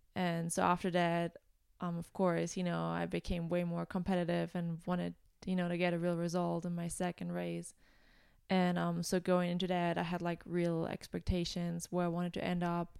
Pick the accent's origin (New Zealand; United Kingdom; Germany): Germany; moved away as an adult; now in United States; I'm originally from Germany